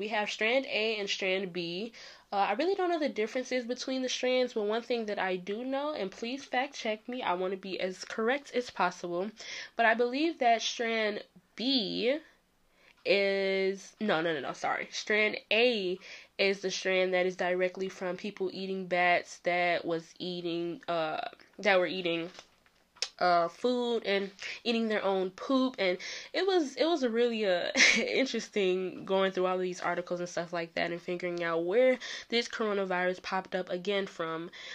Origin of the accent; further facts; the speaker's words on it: Chicago, Illinois, United States; Chicago, my hometown